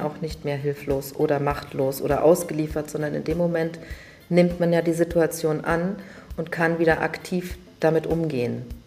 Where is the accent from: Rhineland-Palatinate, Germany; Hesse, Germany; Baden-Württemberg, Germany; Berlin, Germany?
Berlin, Germany; Ich bin tatsächlich aufgewachsen in Wannsee und zwar sogar auf der richtigen Insel Wannsee